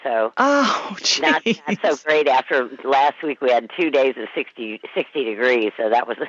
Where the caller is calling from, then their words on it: Easton, Connecticut, United States; I'm calling from Easton, Connecticut, which is sort of near Westport and Fairfield, for anybody who knows the area.